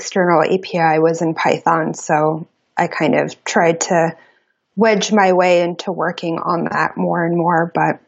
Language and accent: English; New York City, New York, United States; moved away as an adult; now in Portland, United States; I grew up in New York City. I grew up in Brooklyn